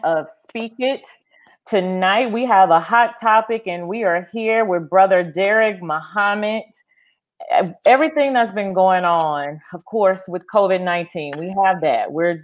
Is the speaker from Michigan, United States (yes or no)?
no; Winnfield, Louisiana, United States; Winfield, Louisiana. That's my hometown